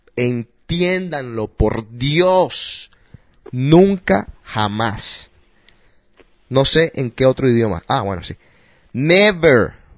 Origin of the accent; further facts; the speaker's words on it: Colombia; now in United States; como colombiano